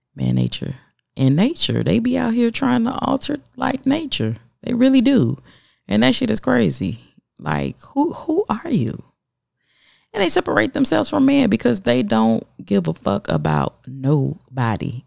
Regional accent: the South, United States; I'm from the South

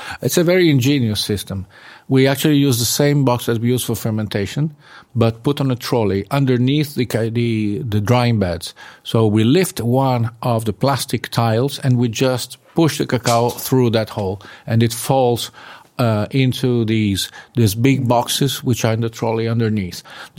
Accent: Colombia; English is a second language; I come from Colombia. We don't dry cows there.

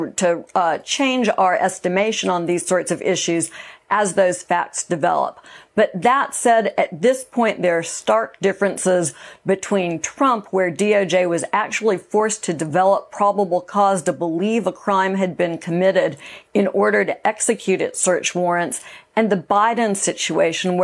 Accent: Monterey Park, California, United States; I grew up in Monterey Park

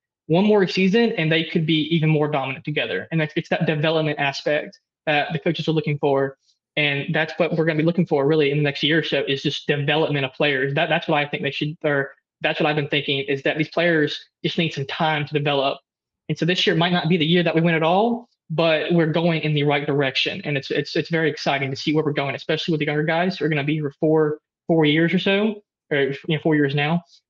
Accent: Oxford, Mississippi, United States; I'm from Oxford, but, you know, I know a lot of people who are here because it's the environment really.

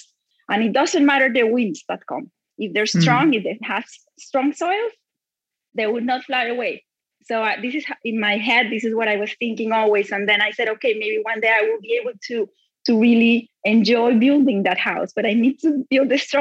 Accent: Bogota, Colombia; I grew up in Bogota, Colombia, in very difficult times

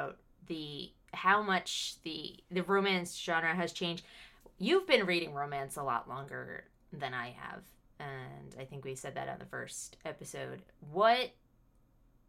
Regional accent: United States; accent: American; I am the American voice in your ear

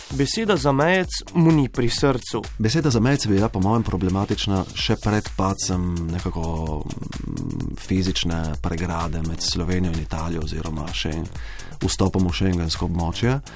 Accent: Slovenia; Slovenci smo kulturen narod. Na papiru smo Slovenci zelo kulturni.

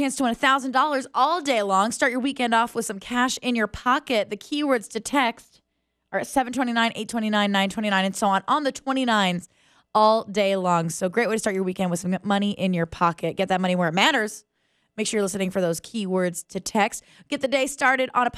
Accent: Tucson, Arizona, United States; I grew up in Tucson

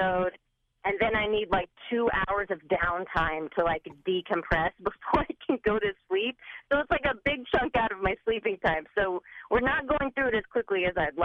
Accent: Birmingham, Alabama, United States; I'm from Birmingham, Alabama.

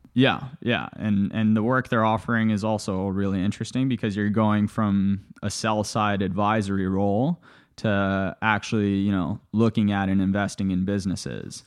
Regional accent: Toronto, Ontario, Canada; also born or lived in Bulgaria / Johannesburg, South Africa / Los Angeles, United States; I grew up in Canada, to, to your earlier point. I was born in Bulgaria. After Bulgaria, my family moved to South Africa, lived in Johannesburg for a few years, and then after that, moved to Toronto, Canada

